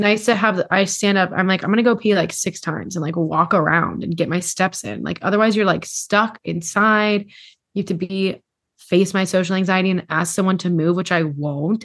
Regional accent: Hawaii, United States; growing up in Hawaii

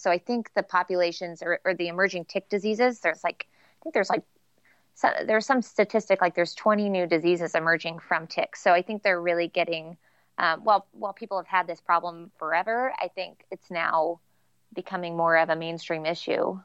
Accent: Kansas City, United States; I'm from Kansas City, but, um, our elementary school would go to this place called Wildwood

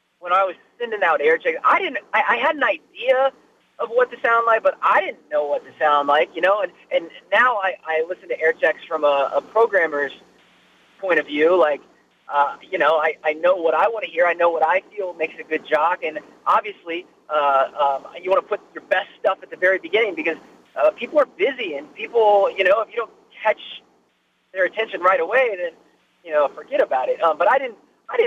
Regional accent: Ohio, United States; moved away as an adult; where are you from? And I'm like, Ohio

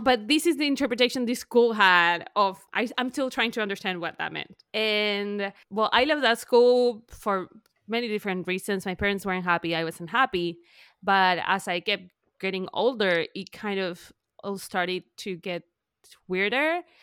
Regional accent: Argentina; English is a second language; moved away as an adult; now in United States; I'm from Argentina. I lived in Argentina till I was, like, thirty-one

